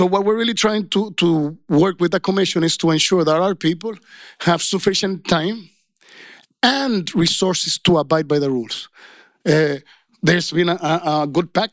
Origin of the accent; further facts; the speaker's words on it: Dominican Republic; I come from Dominican Republic, and I worked a lot in Haiti.